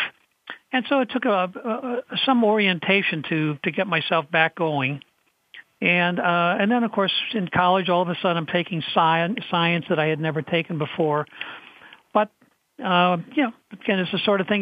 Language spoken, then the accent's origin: English; St. Paul, Minnesota, United States; I grew up in Minnesota, St. Paul, Minnesota